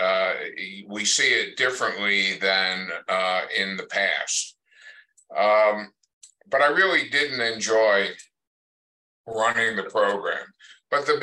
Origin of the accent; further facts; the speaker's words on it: Pennsylvania, United States; moved away as an adult; now in New Mexico, United States; went back to my home state of Pennsylvania